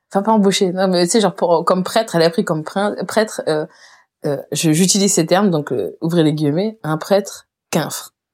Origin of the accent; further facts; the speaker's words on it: Réunion, France; j'ai grandi à la Réunion et que je suis réunionnaise